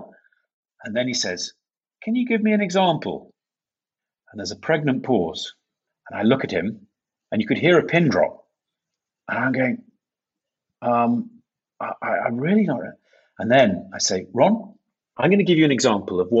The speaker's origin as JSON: {"language": "English", "town": "York", "region": "Yorkshire and the Humber", "country": "United Kingdom", "said": "I come from the city of York in England"}